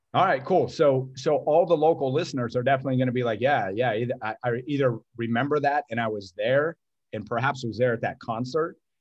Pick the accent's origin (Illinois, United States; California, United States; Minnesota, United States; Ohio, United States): Ohio, United States; Youngstown; also born or lived in Canfield, Ohio; born and raised in Youngstown, Ohio, went to, uh, inner city schools